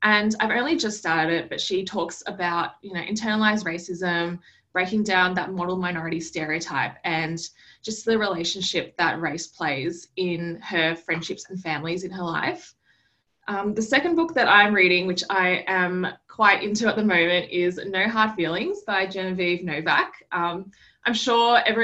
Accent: Australia; I was born in Australia, but my parents are both from Cambodia.

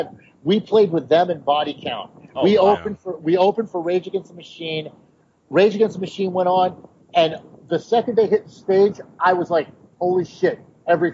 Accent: New York City, New York, United States; being like a New Yorker

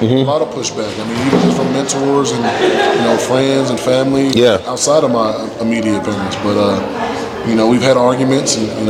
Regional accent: Colorado, United States; Well, I'm from Colorado.

